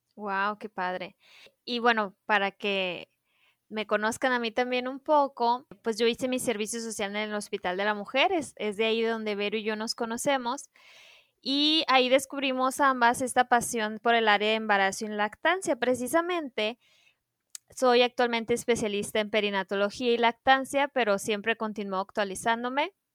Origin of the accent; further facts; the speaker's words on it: Sonora, Mexico; somos tres nutriólogas sonorenses, las tres somos amigas y mujeres mexicanas